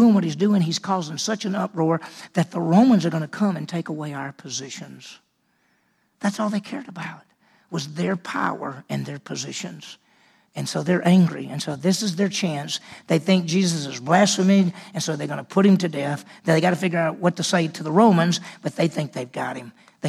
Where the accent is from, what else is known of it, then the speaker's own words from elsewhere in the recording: Mississippi, United States; accent: southern; I grew up in Mississippi. I mean, if you talk to me, you say, "Well, he's from the South."